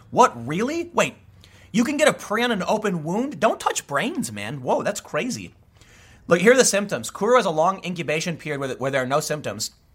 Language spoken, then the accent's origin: English; Chicago, Illinois, United States; I grew up in the city. I grew up in Chicago.